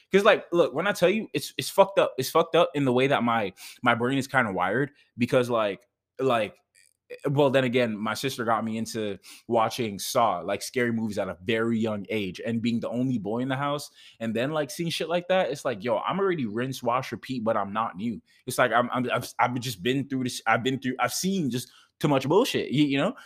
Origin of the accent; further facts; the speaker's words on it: Jamaica; moved away; I'm Jamaican.